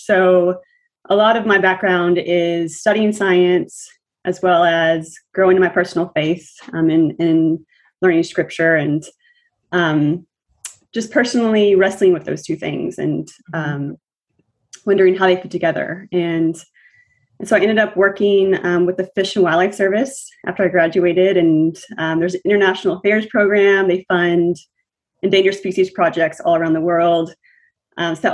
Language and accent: English; Nashville, Tennessee, United States; moved away as an adult; now in New Haven, United States; I'm from Nashville, Tennessee, currently in New Haven, Connecticut.